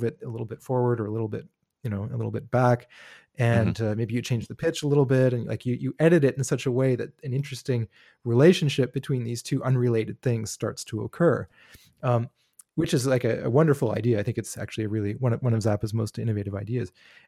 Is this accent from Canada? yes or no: yes; Canada; I grew up in Canada in the 80s and 90s.